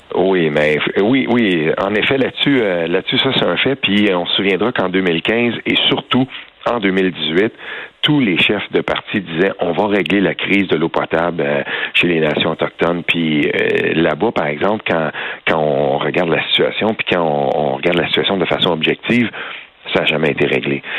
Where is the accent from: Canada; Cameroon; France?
Canada; Quebec; chez nous au Québec